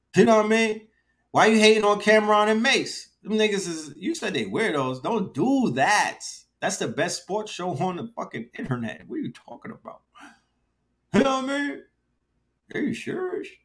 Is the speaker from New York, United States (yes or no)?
yes; New York City, New York, United States; moved away as an adult; also born or lived in Bronx, New York City; now in Atlanta, United States; I come from Flatbush